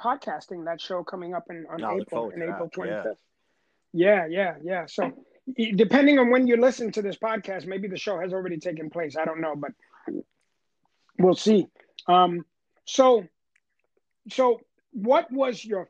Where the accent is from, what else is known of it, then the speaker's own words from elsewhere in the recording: New York City, New York, United States; now in Long Island, United States; I grew up in the Bronx, and I didn't have a car